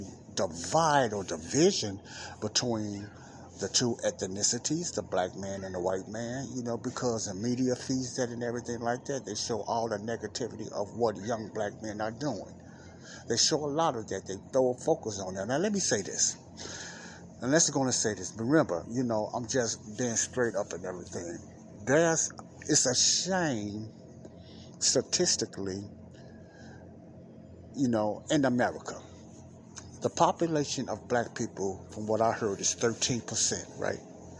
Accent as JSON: {"language": "English", "town": "Chicago", "region": "Illinois", "country": "United States", "tie": "born or raised there", "said": "here in Chicago, my hometown."}